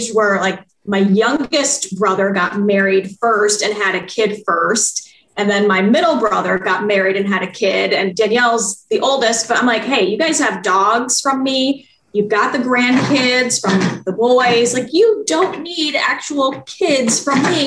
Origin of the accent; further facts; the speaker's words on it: Iowa, United States; moved away as an adult; now in Wisconsin, United States; I'm originally from Iowa